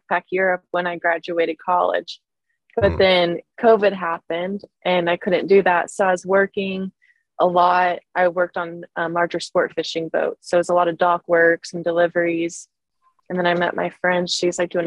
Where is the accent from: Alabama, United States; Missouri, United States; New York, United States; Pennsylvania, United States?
Missouri, United States; moved away; I grew up in Missouri